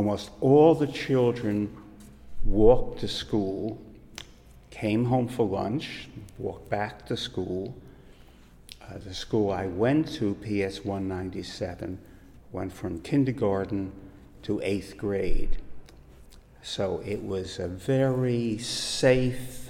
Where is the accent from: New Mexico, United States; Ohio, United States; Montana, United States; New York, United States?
New York, United States; New York City; I really grew up post-World War II in Brooklyn, New York City